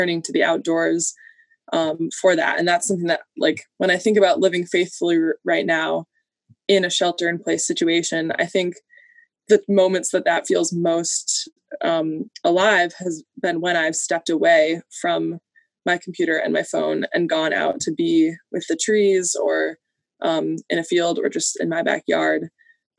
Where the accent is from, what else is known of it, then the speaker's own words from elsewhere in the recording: Rochester, New York, United States; now in Detroit, United States; I'm originally from Rochester, New York